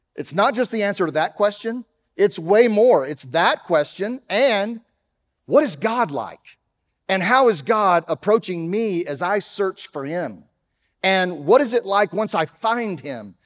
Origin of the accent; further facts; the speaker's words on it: Dallas, Texas, United States; accent: Texas; moved away; You can tell I'm not from around here. I grew up in Dallas, and so, uh, sometimes that Texas thing comes out